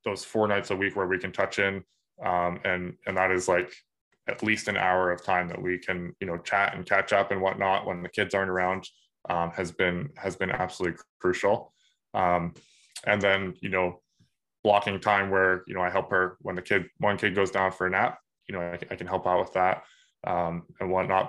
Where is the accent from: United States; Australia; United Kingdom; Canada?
Canada; Woodstock, New Brunswick; I grew up in Woodstock, New Brunswick